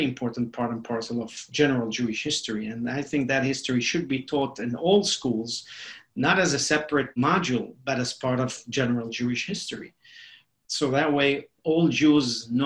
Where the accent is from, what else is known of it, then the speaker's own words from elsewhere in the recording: Mexico City, Mexico; English is a second language; moved away as an adult; also born or lived in Beirut, Lebanon; now in United States; being born in Lebanon, in Beirut, Lebanon, and then growing up in Mexico City